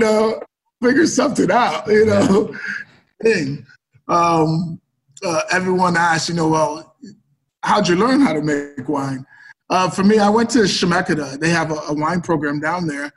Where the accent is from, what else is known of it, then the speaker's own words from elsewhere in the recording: New York, United States; moved away as an adult; now in Oregon, United States; growing up in New York